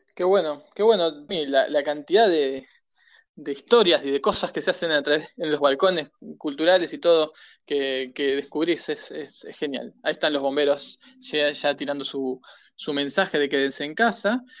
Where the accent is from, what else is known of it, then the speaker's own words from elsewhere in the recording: Buenos Aires, Argentina; Somos porteños y además estudiamos comunicación